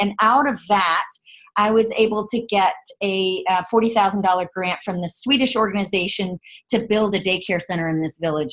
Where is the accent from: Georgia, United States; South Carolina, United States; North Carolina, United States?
North Carolina, United States; Chapel Hill; now in San Francisco, United States; I grew up in Chapel Hill, North Carolina